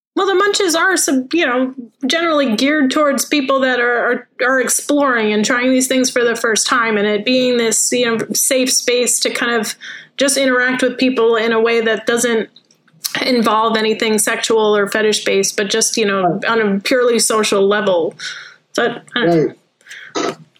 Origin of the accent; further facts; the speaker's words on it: upstate New York, United States; also born or lived in Brooklyn, New York; I don't have an accent though because I grew up in upstate New York in a very small town